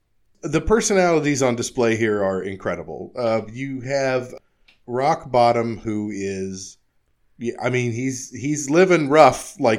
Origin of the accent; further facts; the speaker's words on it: California, United States; No, I grew up in California.